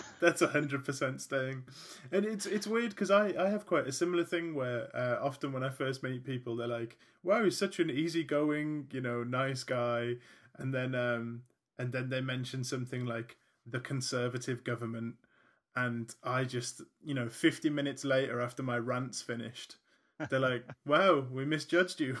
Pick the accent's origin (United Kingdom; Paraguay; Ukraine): United Kingdom; being British